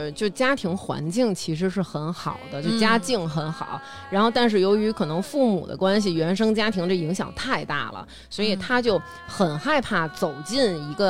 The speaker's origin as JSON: {"language": "Chinese", "country": "China", "said": "我身为一个中国人，"}